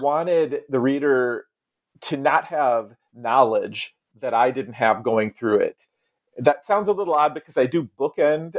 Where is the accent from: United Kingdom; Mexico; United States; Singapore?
United States; Iowa; now in Salem, United States; I grew up in Iowa on the Mississippi River, so north of the South